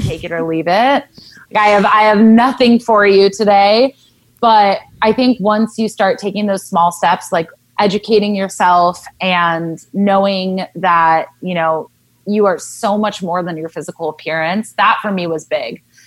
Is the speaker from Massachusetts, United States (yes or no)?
no; Southern California, United States; I grew up in Southern California